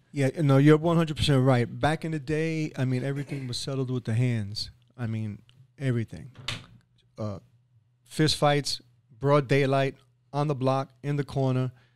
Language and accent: English; New York City, New York, United States; moved away as an adult; now in Boca Raton, United States; I grew up in inner city, I grew up in East Harlem, which is in New York